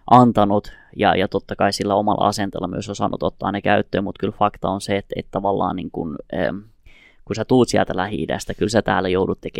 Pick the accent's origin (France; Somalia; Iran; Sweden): Iran; now in Finland; mä oon kurdi, mä oon tullut Iranista, mutta jos tuolla nyt alkaa sota, kyllä mä oon eturivissä siellä sotimassa Suomen puolesta.